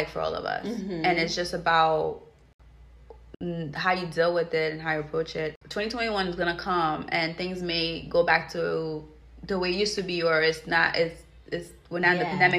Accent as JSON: {"language": "English", "country": "Haiti", "tie": "born or raised there", "moved": "yes", "said": "growing up in Haiti"}